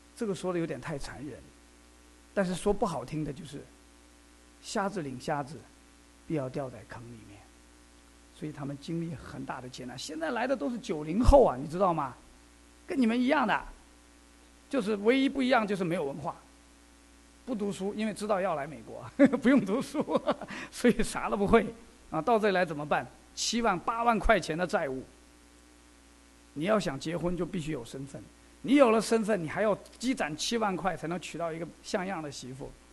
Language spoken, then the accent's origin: Chinese; China; 因为我们中国人哈，我们东方的文化